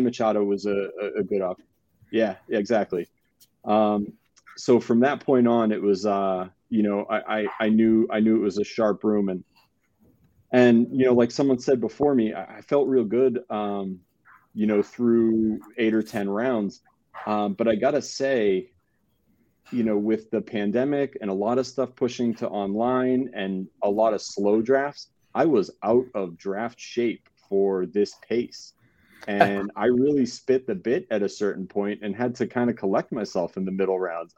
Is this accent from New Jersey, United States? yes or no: no; San Diego, California, United States; I'm from San Diego, so I'm just down the road from you folks